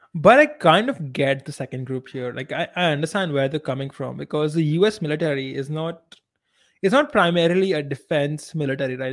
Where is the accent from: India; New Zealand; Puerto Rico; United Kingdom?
India